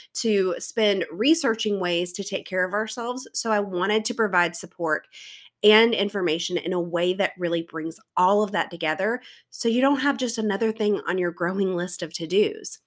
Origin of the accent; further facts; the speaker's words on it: South Carolina, United States; I am from South Carolina, which everyone tells me that they can tell based on my accent, but honestly, I don't think my accent is as heavy as others in my area